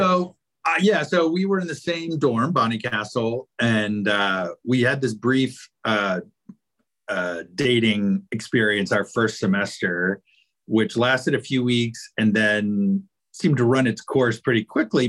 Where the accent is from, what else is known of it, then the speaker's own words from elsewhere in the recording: Roanoke, Virginia, United States; moved away as an adult; now in Charlottesville, United States; growing up in Roanoke